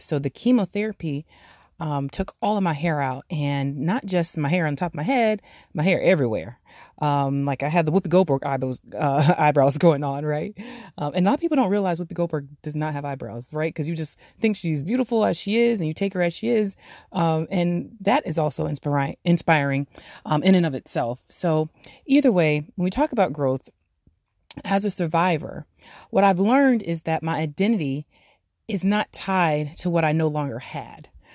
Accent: Florida, United States; I actually grew up in Florida. I was raised in Florida

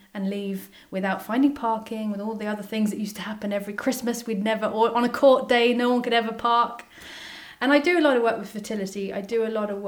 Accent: England, United Kingdom; moved away as an adult; also born or lived in Shanghai, China; now in Clonmel, Ireland; Typical English woman

